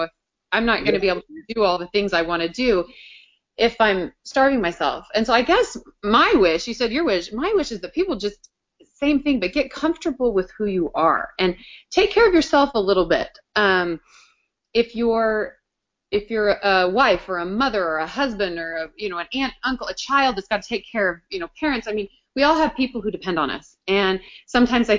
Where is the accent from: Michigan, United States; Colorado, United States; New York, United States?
Colorado, United States; the western slope of; now in Kansas City, United States; I'm in Kansas City, for those of you that know, but I'm from Colorado, the western slope of Colorado